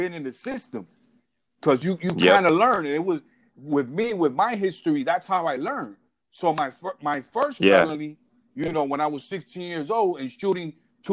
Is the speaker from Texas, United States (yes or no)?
no; New York City, New York, United States; also born or lived in Puerto Rico / Arizona; I was born in New York City, Bellevue Hospital, and I was raised in Brooklyn.